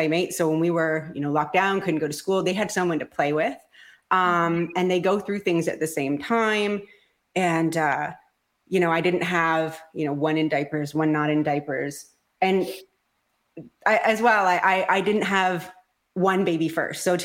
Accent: Ontario, Canada; I am from Ontario, Canada

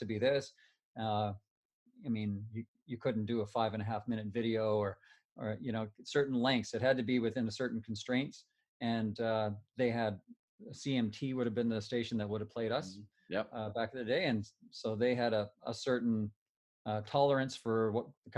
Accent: Timmins, Ontario, Canada; we grew up in Timmins with a tight family.

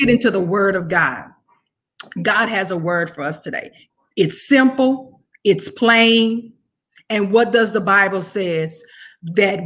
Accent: Clinton, Louisiana, United States; I'm from Louisiana, born and raised in Clinton, Louisiana

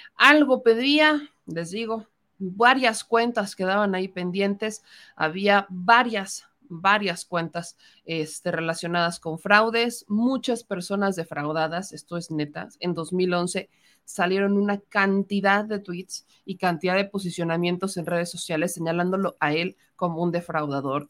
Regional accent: Puebla, Mexico; como poblana

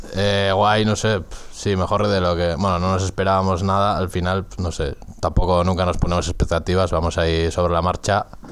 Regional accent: Getaria, Basque Country, Spain; soy de Guetaria, de un pueblo pesquero que se habla ahí un euskera garrulo ahí en la calle

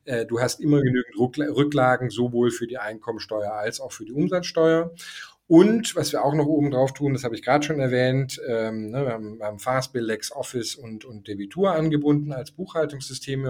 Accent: Germany; moved away as an adult; also born or lived in Denmark / Toulouse, France; ich war Deutscher

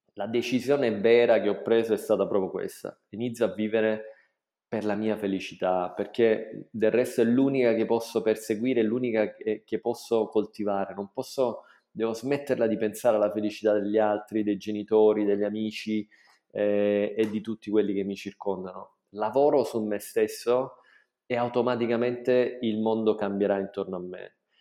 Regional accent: Taviano, Apulia, Italy; moved away as an adult; also born or lived in Bologna / London / United Arab Emirates; sono nato a Taviano nel 1978

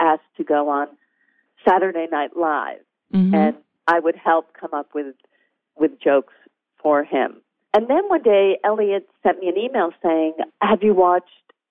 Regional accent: New England, United States; I grew up in New England, and I didn't know anyone who worked in Hollywood.

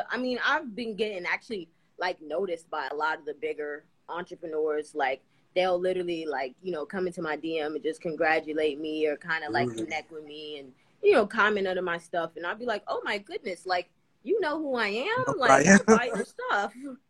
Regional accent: New York City, New York, United States; New York City.

